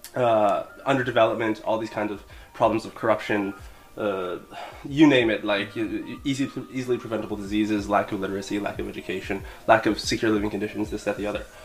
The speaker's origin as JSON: {"language": "English", "country": "Canada", "moved": "as an adult", "lives_now": "Beijing, China", "said": "I'm from Canada, uh, in fact, and uh, yeah, I've been living in Beijing for about three years"}